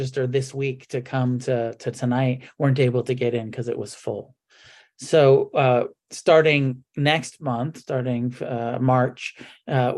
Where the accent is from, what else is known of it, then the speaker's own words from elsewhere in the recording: Santa Cruz, California, United States; We're meeting in Santa Cruz, California for the conference this year, which also happens to be my hometown where I grew up